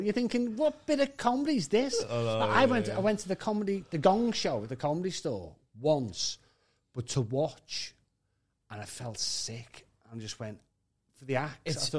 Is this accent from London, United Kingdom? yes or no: no; Liverpool, North West England, United Kingdom; accent: Scouse; Don't be carding me because I'm a Scouser.